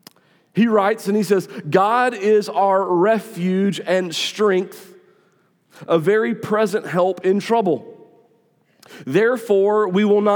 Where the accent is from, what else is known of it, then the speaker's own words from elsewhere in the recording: North Augusta, South Carolina, United States; North Augusta is my hometown